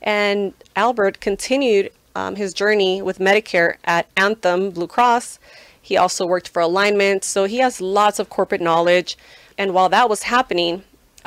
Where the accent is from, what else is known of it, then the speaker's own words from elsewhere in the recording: Guadalajara, Jalisco, Mexico; moved away; also born or lived in Santa Ana, California; I am a proud Mexican from the city of Guadalajara, state of Jalisco